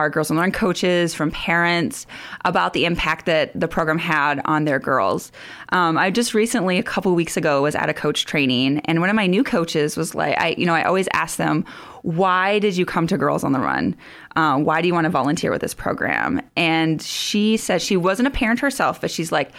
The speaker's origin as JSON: {"language": "English", "town": "Sioux Falls", "region": "South Dakota", "country": "United States", "tie": "born or raised there", "also_born_or_lived": "West Africa", "moved": "as an adult", "said": "I grew up around the Sioux Falls area"}